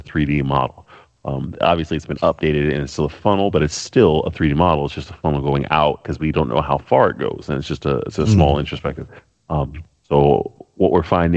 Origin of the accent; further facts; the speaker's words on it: United States; I'm American